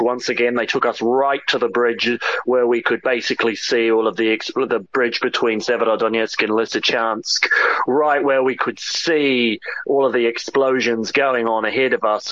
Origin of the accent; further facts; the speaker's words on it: New Zealand; moved away as an adult; also born or lived in United Kingdom; I grew up in New Zealand, but I've actually lived in Britain for most of the last ten years